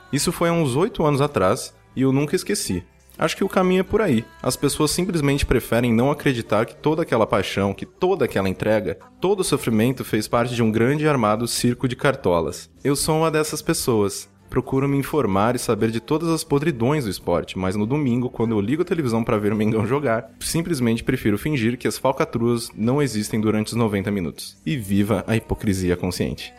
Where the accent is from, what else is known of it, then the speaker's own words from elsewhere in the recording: interior of São Paulo, Brazil; now in São Paulo, Brazil; eu sou do interior, né? Sou do interior de São Paulo e tal. E quando eu vim para São Paulo, há quase 10 anos atrás